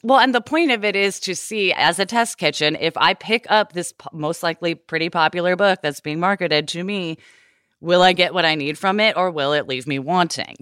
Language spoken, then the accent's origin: English; Portland, Oregon, United States; I grew up in the Pacific Northwest where everyone fucking smudges